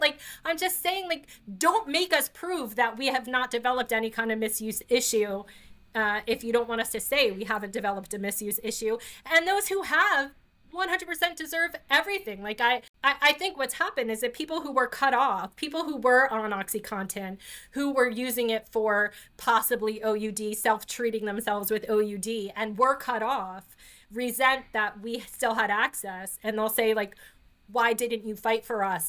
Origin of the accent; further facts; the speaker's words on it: New Jersey, United States; I grew up in New Jersey. My parents are from the Bronx